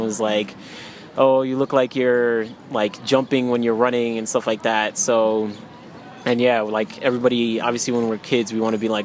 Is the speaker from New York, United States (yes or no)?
yes; New York City, New York, United States; also born or lived in Connecticut; I was born and raised in New York City, in Queens.